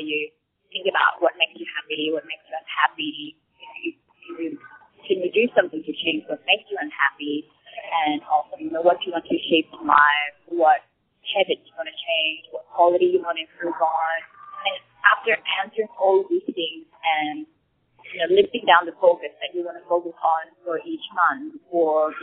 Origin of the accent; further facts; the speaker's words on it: Bangkok, Thailand; now in Sydney, Australia; I actually live in Sydney, but my hometown is Bangkok, so I come back here very often.